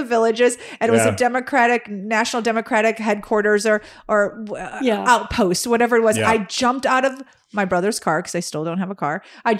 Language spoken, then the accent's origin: English; Chicago, Illinois, United States; I said, okay, we're from Chicago, Ron. Yeah. All of us are from Chicago. The three here are from Chicago.